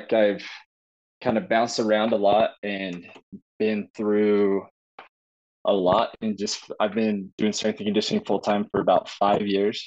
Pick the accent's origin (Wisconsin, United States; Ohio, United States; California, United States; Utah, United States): Utah, United States; also born or lived in southern Idaho / Oregon; I grew up in Utah